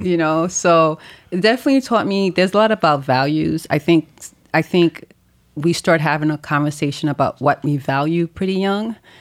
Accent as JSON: {"language": "English", "town": "New York City", "region": "New York", "country": "United States", "tie": "born or raised there", "also_born_or_lived": "Haiti", "said": "I'm from Haiti. I grew up in Brooklyn"}